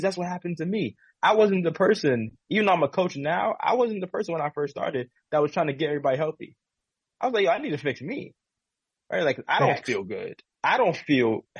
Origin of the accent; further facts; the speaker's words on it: New York City, New York, United States; now in California, United States; especially being African American male coming from an inner city in the Bronx